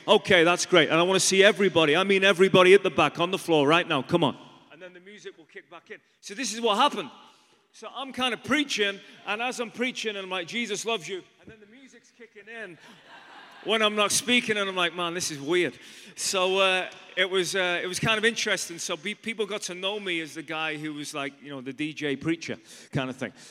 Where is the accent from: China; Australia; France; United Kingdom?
United Kingdom; Liverpool, North West England; moved away as an adult; also born or lived in London / Ireland; I'm from England originally. Anyone ever been to Liverpool in England?